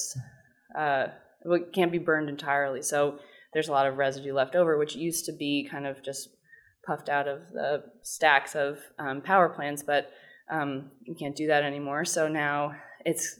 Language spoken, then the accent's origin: English; New York City, New York, United States; I grew up in New York